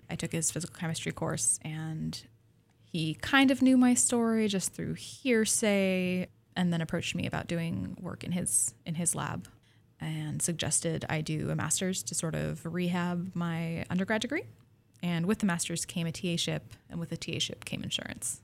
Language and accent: English; Pacific Northwest, United States; I grew up in the Pacific Northwest